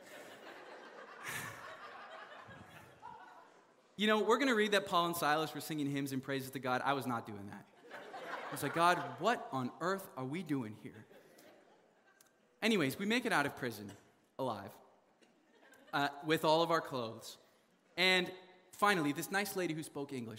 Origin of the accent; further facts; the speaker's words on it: Canada; I'm from Canada